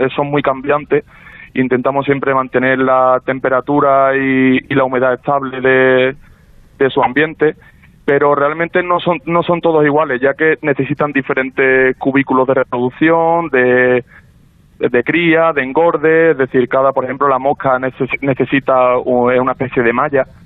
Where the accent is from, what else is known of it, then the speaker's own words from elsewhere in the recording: Seville, Andalusia, Spain; nosotros somos varios socios sevillanos